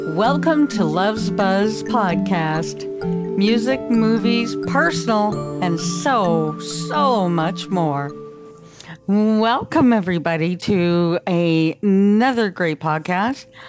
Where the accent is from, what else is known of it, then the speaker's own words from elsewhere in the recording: Canada; I'm from Canada